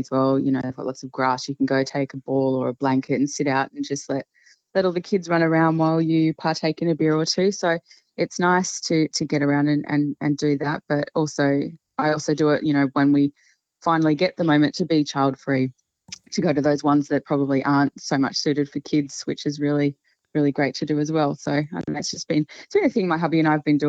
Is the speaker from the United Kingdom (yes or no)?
no; Queensland, Australia; I grew up in Queensland